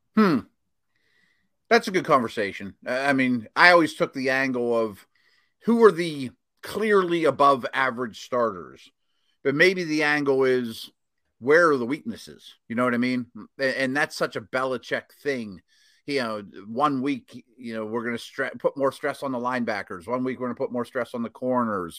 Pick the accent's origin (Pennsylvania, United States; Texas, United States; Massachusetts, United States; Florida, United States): Pennsylvania, United States; Pittsburgh; my hometown